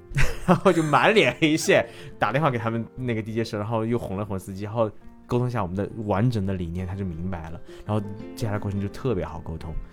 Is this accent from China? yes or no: yes; Chongqing, China; 我是重庆人